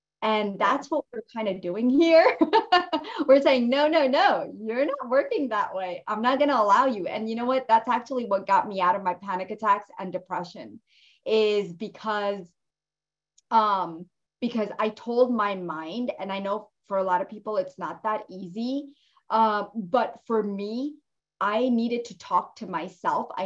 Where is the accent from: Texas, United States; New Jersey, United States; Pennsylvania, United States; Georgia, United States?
New Jersey, United States; Jersey City; I grew up in Jersey City